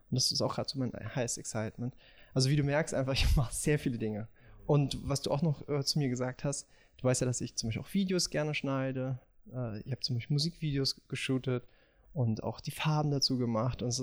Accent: Moscow, Russia; born there; ich bin, komme aus bin in Moskau geboren. Meine Eltern sind Russen.

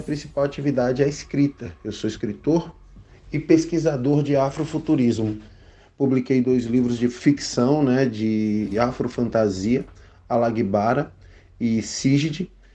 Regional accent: Petrolina, Pernambuco, Brazil; also born or lived in São Paulo; eu sou nascido em São Paulo, mas eu cresci numa cidade chamada Petrolina, no interior de Pernambuco, no Vale do São Francisco

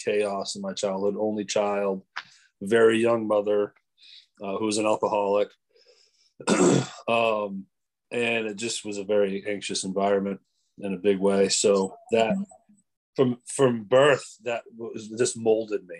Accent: Maine, United States; moved away; I am from Maine originally

